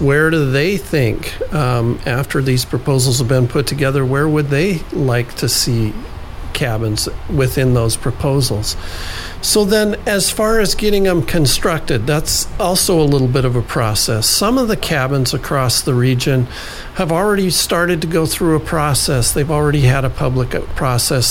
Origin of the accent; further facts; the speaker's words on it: Juneau, Alaska, United States; I grew up here in Juneau.